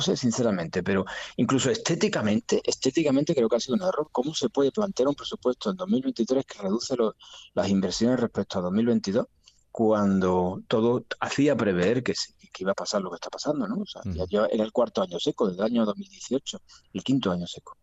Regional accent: Andalusia, Spain; somos españoles y andaluces

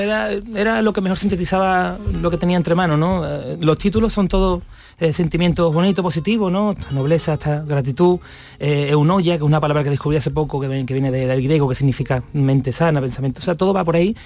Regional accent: Morón de la Frontera, Andalusia, Spain; el código postal de mi pueblo, 41530

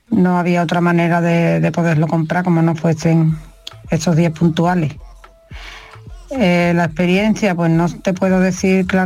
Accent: Seville, Andalusia, Spain; de Sevilla

